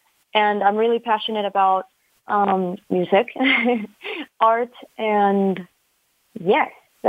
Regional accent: Mexico City, Mexico; now in Boulder, United States; I'm originally from Mexico City, Mexico.

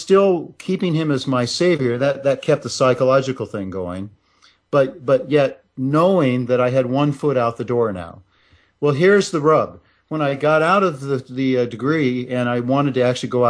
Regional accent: Nebraska, United States; moved away; also born or lived in Russia; I left Russia and went back to my hometown and enrolled in the University of Nebraska

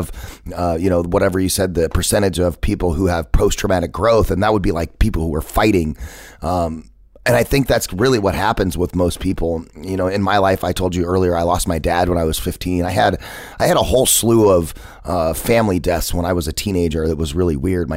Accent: Phoenix, Arizona, United States; I felt like I had to get out of my hometown. I had to get away from Phoenix

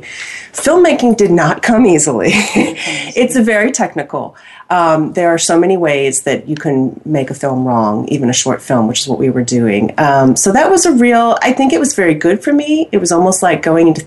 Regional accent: Pennsylvania, United States; moved away as an adult; also born or lived in Los Angeles, California / New York City; now in Austin, United States; I'm from Pennsylvania

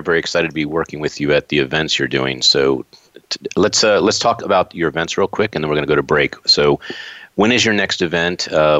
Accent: Warwick, Rhode Island, United States; I was born in Warwick, Rhode Island

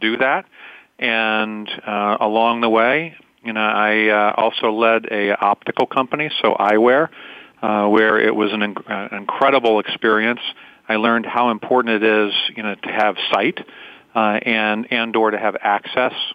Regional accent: Columbus, Ohio, United States; also born or lived in Louisville, Kentucky; I was born in Louisville, Kentucky, and then grew up in Columbus, Ohio, here in the U.S.

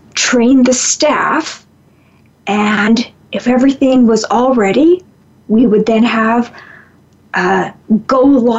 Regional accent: Canada; I'm from Canada

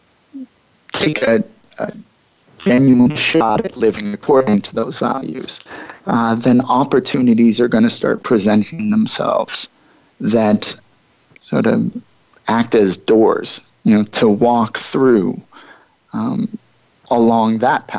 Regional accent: Midwest, United States; I took 4 years largely away from my hometown, away from the Midwest for the most part.

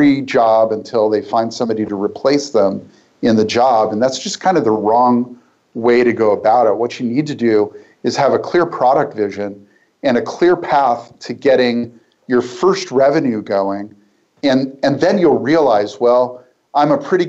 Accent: Portland, United States; my hometown in Portland

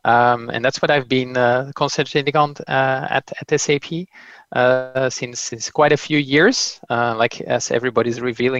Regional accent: Flanders, Belgium; first language Dutch; English is a second language; I'm Belgian-based. Like, I'm Dutch-speaking, but I do speak a good mouthful of French, and hopefully my English will be good enough as well for today.

